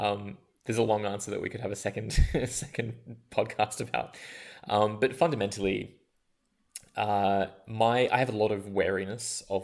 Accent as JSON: {"language": "English", "country": "Australia", "tie": "born or raised there", "also_born_or_lived": "India", "moved": "as an adult", "said": "growing up in Australia"}